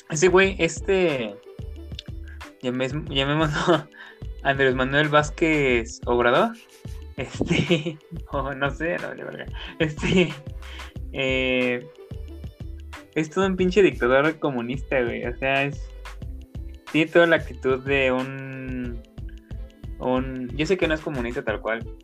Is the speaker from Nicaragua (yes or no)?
yes; Nicaragua; ¿por qué opinamos de política de México si nosotros somos nicaragüenses, no?